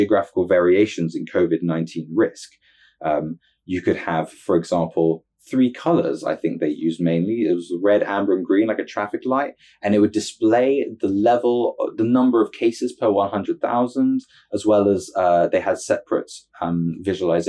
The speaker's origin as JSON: {"language": "English", "country": "United Kingdom", "said": "as a Brit"}